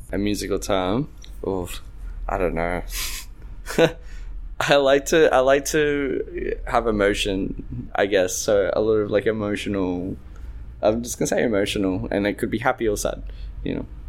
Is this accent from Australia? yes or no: yes; Australia; I grew up in Australia, which was quite tough being Egyptian